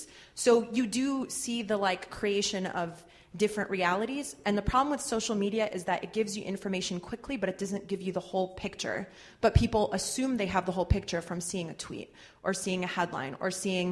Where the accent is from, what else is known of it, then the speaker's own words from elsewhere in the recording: North Carolina, United States; moved away; also born or lived in London; I grew up in North Carolina